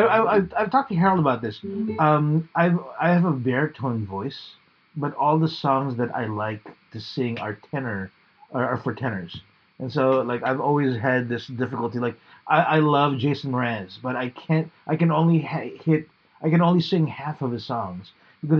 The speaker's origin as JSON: {"language": "English", "country": "Australia", "said": "I'm just an Australian. Costalasian?"}